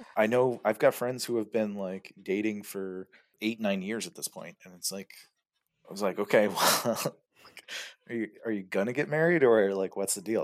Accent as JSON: {"language": "English", "region": "California", "country": "United States", "moved": "as an adult", "lives_now": "Germany", "said": "I'm from California"}